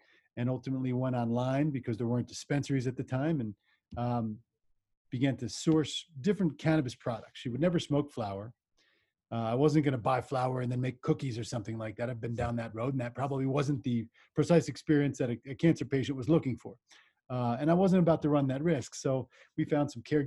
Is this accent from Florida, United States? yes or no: no; southern New Jersey, United States; now in Colorado, United States; I grew up in New Jersey, southern New Jersey, and I live in Colorado